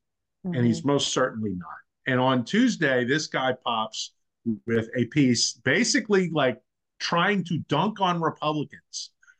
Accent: New Orleans, Louisiana, United States; I'm from New Orleans

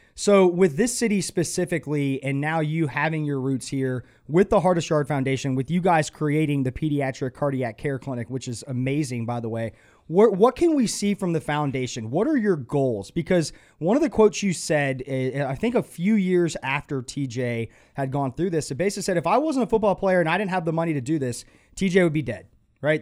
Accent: Atlanta, Georgia, United States; moved away as an adult; now in Charlotte, United States; I grew up in Atlanta, and I felt like a number in Atlanta

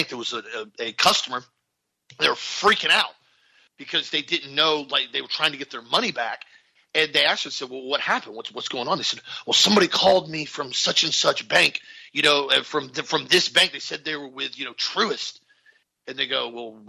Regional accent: Florida, United States; We're from Florida

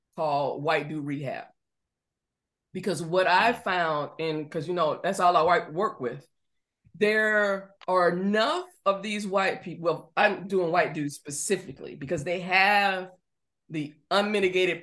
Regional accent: Georgia, United States; I'm from Georgia

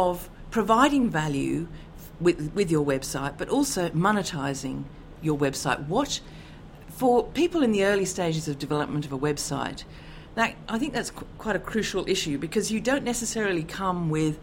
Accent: Canberra, Australian Capital Territory, Australia; I'm from Canberra in Australia.

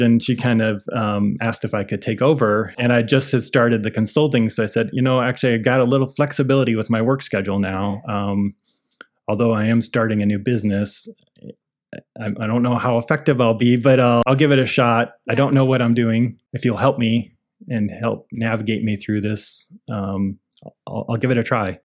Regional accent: Iowa, United States; moved away as an adult; now in Portland, United States; I grew up in Iowa, so I got a job nearby

